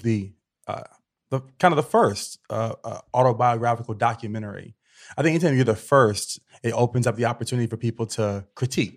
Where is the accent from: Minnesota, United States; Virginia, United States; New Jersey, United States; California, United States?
Virginia, United States; me growing up in Virginia as a kid